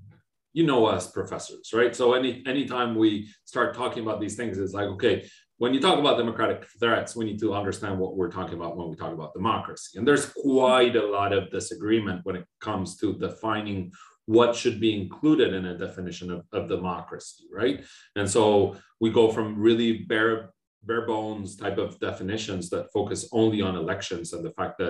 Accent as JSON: {"language": "English", "country": "Argentina", "tie": "born or raised there", "also_born_or_lived": "Austin, Texas, United States", "moved": "as an adult", "lives_now": "Montreal, Canada", "said": "I was born and raised in Argentina, and I lived there all my life up until I left for my PhD in the US"}